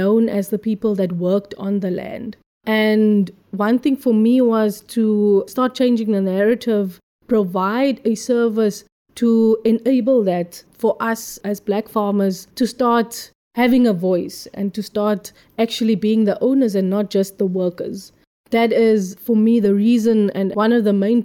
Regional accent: Ceres, Western Cape, South Africa; Growing up in Ceres, amazing small town, grew up with single parents, single mother

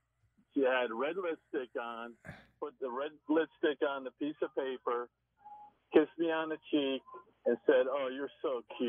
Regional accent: New York area, United States; I grew up in the New York area.

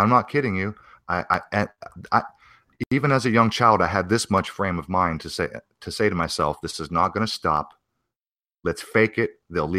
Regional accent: Pennsylvania, United States; I was born in Pennsylvania, raised as a young child in Pennsylvania, and the religion is Baptist Christian.

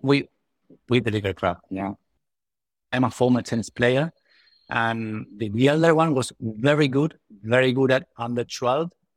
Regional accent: Buenos Aires, Argentina; English is a second language; I'm from Buenos Aires, Argentina.

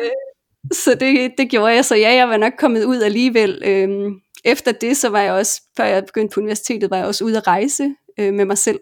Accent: Denmark; moved away

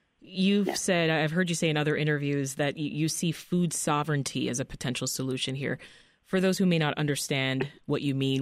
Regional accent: Jamaica; born there; moved away; I, as an immigrant myself, I'm Jamaican born, and I know what it feels like every time I've moved to a different place and I can't find food from my native country

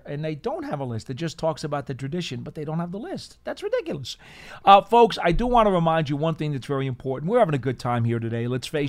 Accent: East Coast, United States; Being that I come from the East Coast

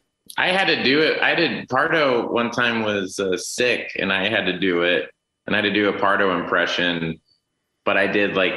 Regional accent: Tulsa, Oklahoma, United States; Duffy Boudreaux is one of our writers, my best friend I grew up with in Tulsa.

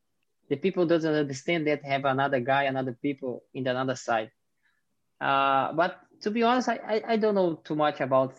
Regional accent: Brazil; English is a second language; moved away as an adult; also born or lived in India; I grew up in a farm until my 11 years old.

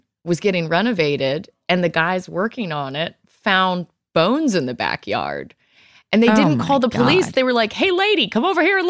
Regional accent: Virginia, United States; moved away; also born or lived in New York City; what I grew up learning in Virginia

